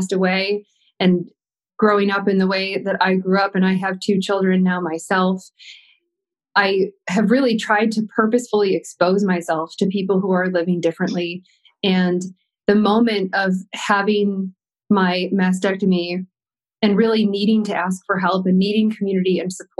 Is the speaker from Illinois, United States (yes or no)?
no; Williamsville, New York, United States; I grew up outside Buffalo, New York, in a town called Williamsville